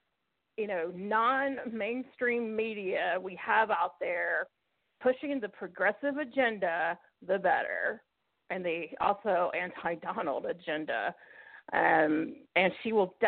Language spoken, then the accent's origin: English; Mississippi, United States; my home state of Mississippi